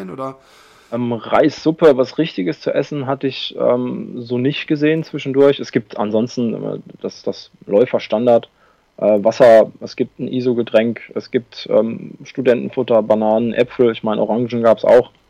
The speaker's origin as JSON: {"language": "German", "town": "Busenbach", "region": "Baden-Württemberg", "country": "Germany", "tie": "born or raised there", "moved": "yes", "said": "Busenbach? Ist es meine alte Heimat?"}